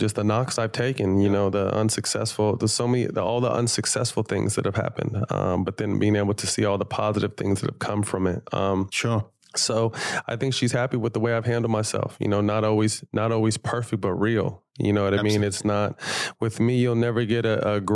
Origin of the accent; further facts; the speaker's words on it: Sacramento, California, United States; moved away; I have AU programs in my hometown of Sacramento where I came from